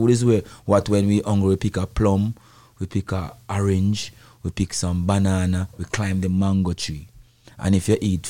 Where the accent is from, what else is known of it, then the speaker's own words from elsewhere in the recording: Spanish Town, Saint Catherine, Jamaica; And firstly, I grew up in a yard, a dance hall, where my family have a little sound system. Not a big sound in Jamaica